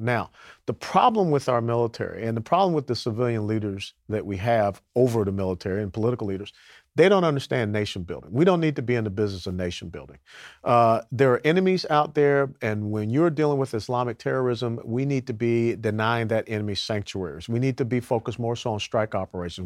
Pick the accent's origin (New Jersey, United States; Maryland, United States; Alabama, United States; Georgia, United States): Georgia, United States; Atlanta; John Lewis was my congressional representative, uh, growing up in Atlanta